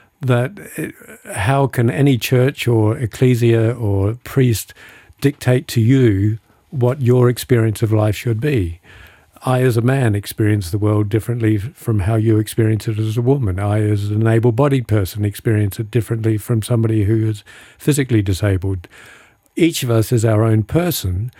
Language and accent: English; Adelaide, South Australia, Australia; moved away as an adult; also born or lived in United States / United Kingdom; now in California, United States; I was a very naive suburban kid growing up in Adelaide